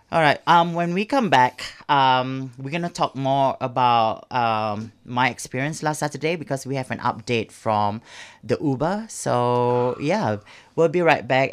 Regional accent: Singapore; moved away; back in Singapore

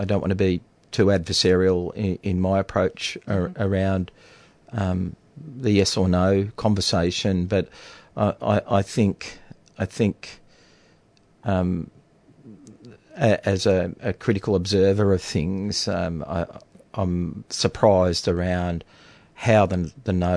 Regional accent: Latrobe Valley, Victoria, Australia; also born or lived in Fitzroy, Melbourne; I grew up in the Latrobe Valley. My early years were around here in Melbourne. I've sort of spent my first years, formative childhood years around growing up in 17 Kent Street, Fitzroy, just down the road near the Rainbow Hotel. My family moved out of there, and a few years later we moved to Latrobe Valley

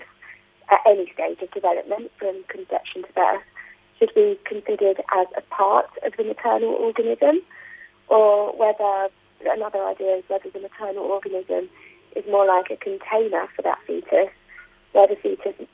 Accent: United Kingdom; I'm from the UK, if you can't already tell from my accent.

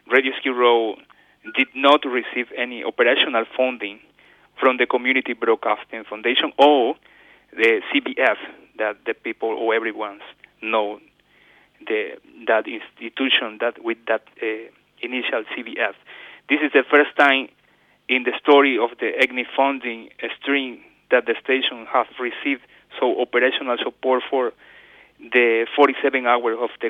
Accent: Guayaquil, Guayas, Ecuador; English is a second language; moved away as an adult; now in Australia; I was born in Guayaquil, Ecuador.

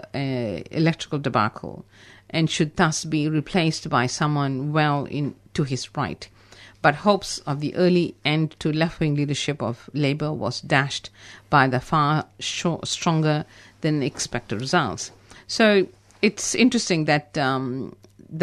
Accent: India; being Indian

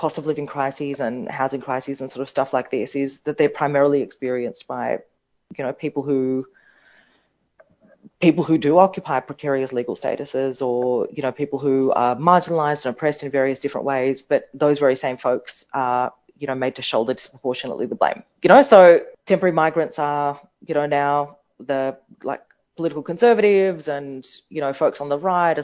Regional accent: India; now in Australia; I was born in India

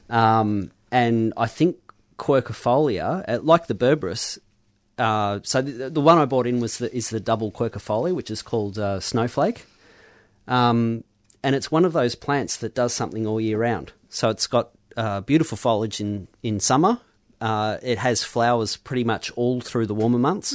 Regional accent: Mount Macedon, Victoria, Australia; moved away; growing up in Mount Massot

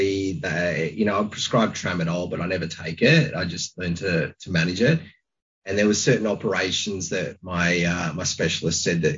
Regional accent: Launceston, Tasmania, Australia; moved away; I grew up in Launceston

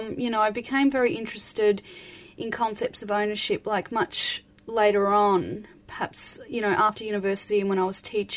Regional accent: Brisbane, Queensland, Australia; born there; Okay, so I was born in Brisbane and raised by my father, who's Aboriginal, and we pretty much travelled a lot up until I was about five.

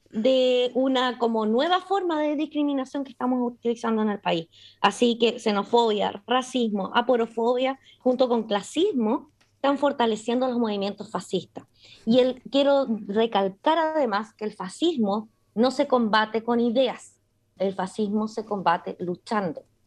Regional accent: Chile; moved away; soy una chilena migrante, ¿cierto? Viviendo afuera

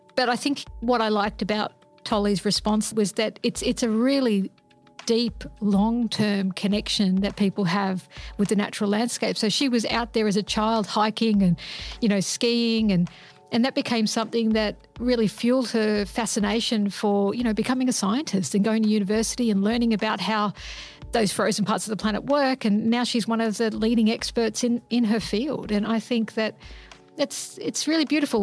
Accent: Sydney, New South Wales, Australia; I grew up in Sydney

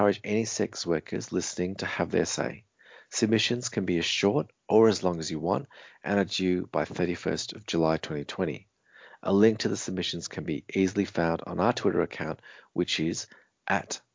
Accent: Australia; Even though I grew up in Australia, I'm a person of color

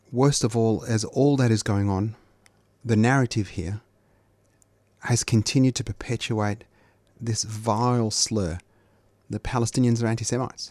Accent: Australia; I'm Australian too

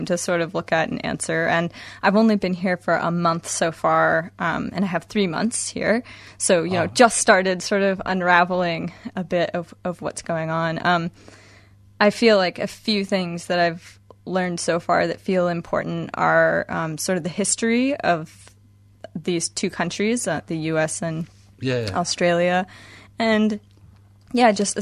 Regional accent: Washington, United States; I'm from the United States. Washington State in particular is where I grew up and went to school.

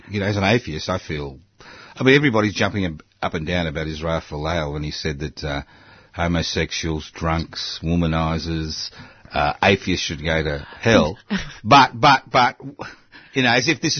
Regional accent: Queensland, Australia; Because I was from Queensland, so it accounts for our mentality, I think.

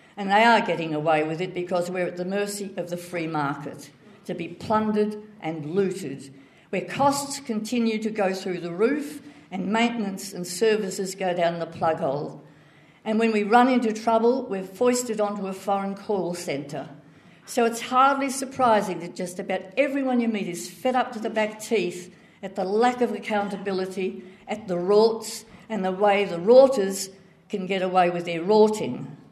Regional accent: Melbourne, Victoria, Australia; also born or lived in Ballarat; I was born in Ballarat be- because my father worked in the railways. But we didn't stay long because the winters were too cold, my mother said, so we returned home to Kensington

